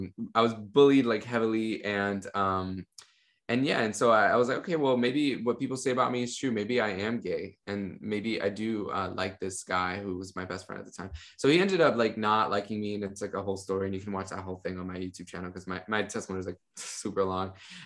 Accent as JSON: {"language": "English", "town": "Miami", "region": "Florida", "country": "United States", "tie": "born or raised there", "said": "And I grew up in Miami, Florida, a family of basically like immigrants that had come from Cuba, from Venezuela to Miami."}